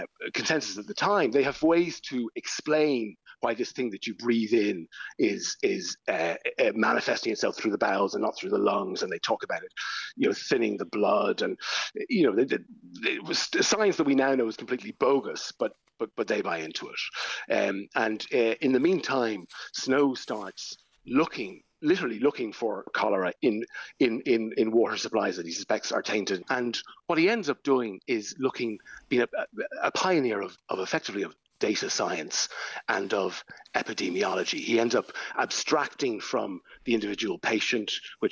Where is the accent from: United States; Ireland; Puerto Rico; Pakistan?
Ireland; as Irish people